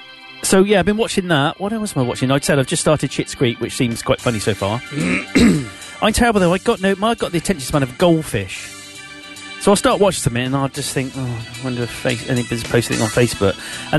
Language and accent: English; Gloucester, South West England, United Kingdom; accent: Gloucester; You don't always like the accent from the place you come from. So I tried to lose my Gloucester accent a bit.